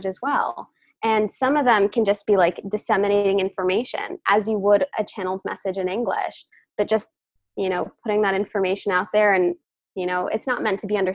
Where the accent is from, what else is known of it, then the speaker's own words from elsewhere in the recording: New York, United States; I'm from New York, but my lineage, my ancestry is from India.